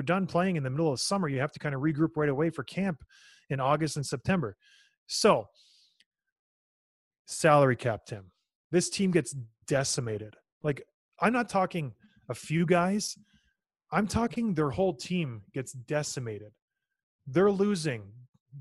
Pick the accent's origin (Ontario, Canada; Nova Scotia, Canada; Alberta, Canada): Alberta, Canada; Edmonton; moved away; Edmonton's my hometown.